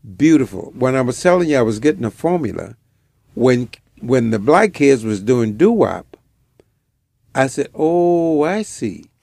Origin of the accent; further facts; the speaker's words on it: Kenner, Louisiana, United States; moved away as an adult; also born or lived in Washington, D.C. / Nigeria; in my hometown in Kenna